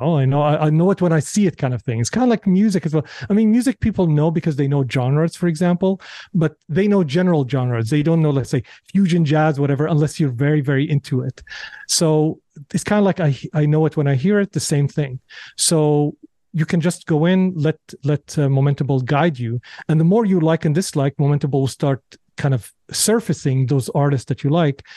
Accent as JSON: {"language": "English", "town": "Damascus", "region": "Damascus Governorate", "country": "Syria", "tie": "born or raised there", "moved": "yes", "said": "growing up in Syria, in Syria, people are very, very well read"}